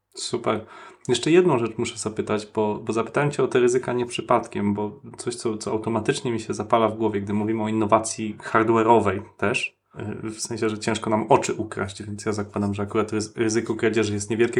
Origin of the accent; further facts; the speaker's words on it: Wrocław, Lower Silesian Voivodeship, Poland; ja się urodziłem e, na Krzykach